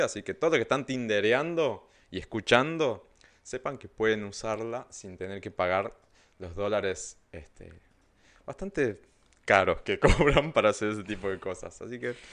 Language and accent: Spanish; Argentina